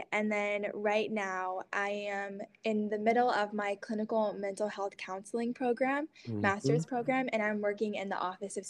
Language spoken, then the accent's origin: English; Hiroshima, Japan; moved away as an adult; Yeah, so I grew up as a missionary kid in East Asia, so specifically Hiroshima, Japan. So I was there from 9 to 18.